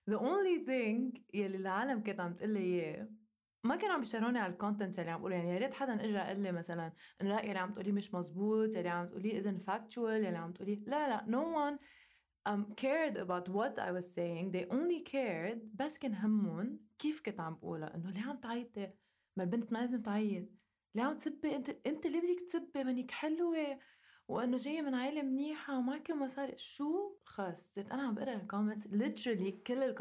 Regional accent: Lebanon; اللي ما بيعرف انه انا لبنانيه انا لبنانيه وعايشه بلبنان

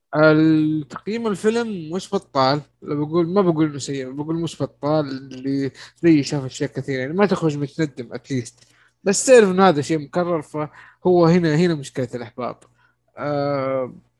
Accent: Saudi Arabia

